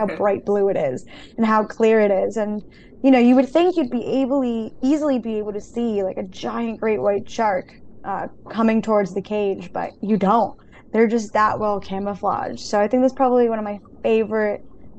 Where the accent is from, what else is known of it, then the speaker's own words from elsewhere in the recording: San Juan, Puerto Rico; I was born in San Juan, Puerto Rico, which is an island in the Caribbean, and the ocean's kind of just always been a part of me